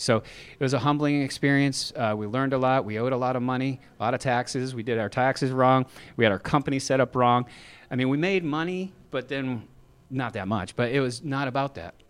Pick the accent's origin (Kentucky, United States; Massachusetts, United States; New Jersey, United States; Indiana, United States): Massachusetts, United States; now in Texas, United States; We're from Massachusetts